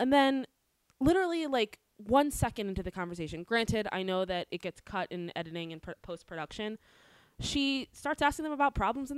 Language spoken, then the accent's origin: English; DC, East Coast, United States; now in Los Angeles, United States; I come from the East Coast. Near DC